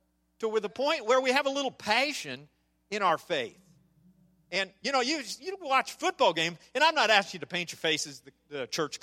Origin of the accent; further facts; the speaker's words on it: Nebraska, United States; I'm from Nebraska.